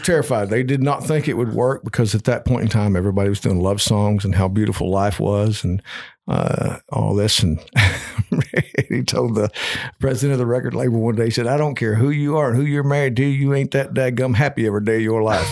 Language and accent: English; Eastern Kentucky, United States; I was growing up in Eastern Kentucky, th, my county was dry